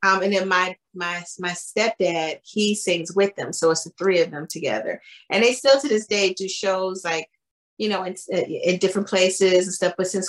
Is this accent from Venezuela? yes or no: no; California, United States; also born or lived in Pittsburgh, Pennsylvania; I grew up in California.